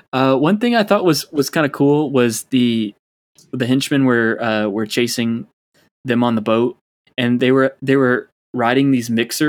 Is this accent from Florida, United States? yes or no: yes; Florida, United States; we're from Florida